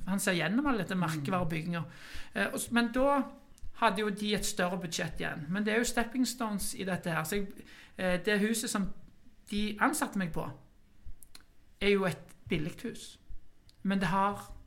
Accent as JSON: {"language": "Norwegian", "country": "Norway", "tie": "born or raised there", "said": "Jeg er vokst opp i Kværnag"}